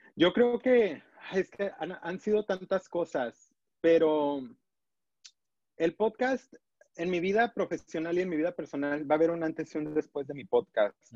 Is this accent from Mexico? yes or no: yes; Los Altos de Jalisco, Mexico; como persona de pueblo, de los Altos de Jalisco